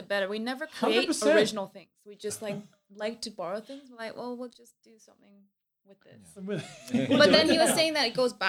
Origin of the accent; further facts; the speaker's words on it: California, United States; also born or lived in Vancouver, Canada; Yeah, I grew up in California and Vancouver, Canada.